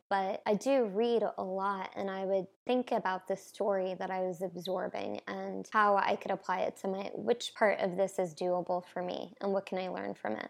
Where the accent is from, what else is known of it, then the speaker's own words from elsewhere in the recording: New Jersey, United States; moved away as an adult; also born or lived in Brooklyn, New York; now in Nashville, United States; I grew up in New Jersey, and I've been living in New York and Brooklyn for the last six years